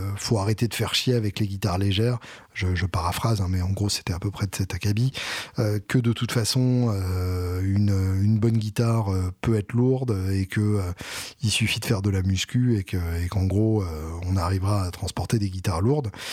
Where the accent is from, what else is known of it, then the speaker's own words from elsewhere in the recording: Alençon, Normandy, France; je suis né à Alençon, donc j'ai le droit d'avoir des avis de Normand techniquement